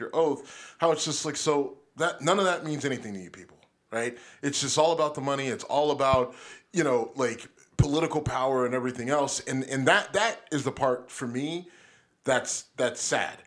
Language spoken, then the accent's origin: English; Youngstown, Ohio, United States; Youngstown, my hometown.